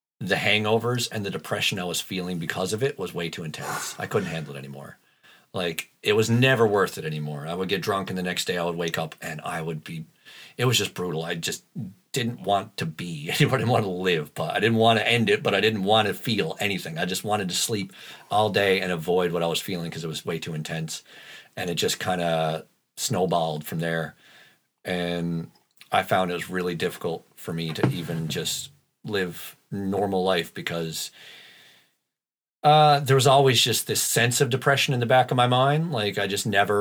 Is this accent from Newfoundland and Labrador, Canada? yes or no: yes; Newfoundland and Labrador, Canada; When you live in Labrador, like that whole sense of community we're talking about, that is everywhere in Labrador.